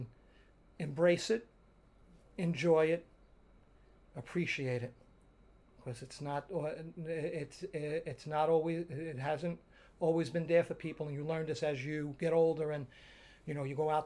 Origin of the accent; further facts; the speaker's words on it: New York City, New York, United States; growing up in Dyker Heights